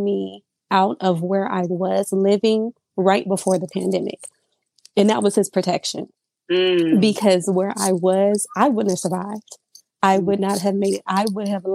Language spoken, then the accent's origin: English; Surprise, Arizona, United States; I am from Surprise, Arizona. I've lived out here my entire life.